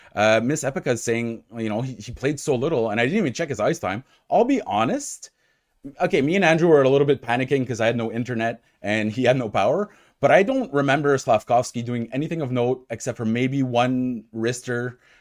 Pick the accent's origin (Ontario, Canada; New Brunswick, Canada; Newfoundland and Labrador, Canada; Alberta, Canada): Ontario, Canada; Ottawa; moved away; also born or lived in Gatineau (Hull), Quebec; I'm a Francophone. I'm from Ontario